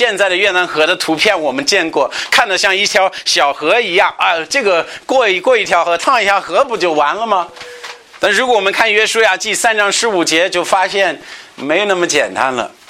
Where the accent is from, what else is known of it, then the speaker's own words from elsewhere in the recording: United States; 我记得我们老家密西离密西西比湖很近，也是每年到这时到一个期间，它它这个水会出来